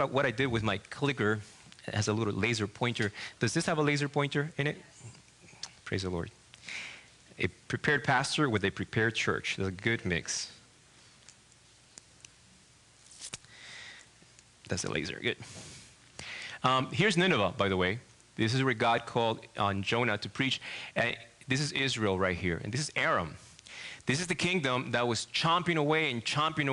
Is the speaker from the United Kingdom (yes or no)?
no; Argentina; English is a second language; moved away as an adult; now in Michigan, United States; I'm from Argentina